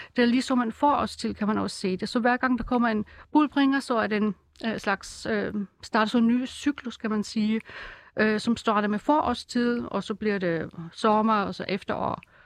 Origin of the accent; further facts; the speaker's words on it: Germany; Danish is a second language; now in Denmark; jeg kommer oprindeligt fra Tyskland